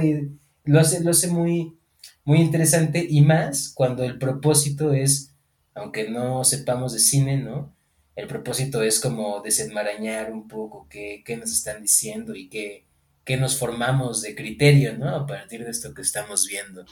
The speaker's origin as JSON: {"language": "Spanish", "country": "Mexico", "also_born_or_lived": "Morelia", "said": "soy parte de esta comunidad que somos ciudadanos, ciudadanas mexicanas"}